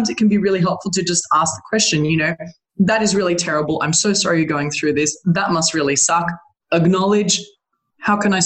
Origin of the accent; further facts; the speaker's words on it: Australia; I'm an Australian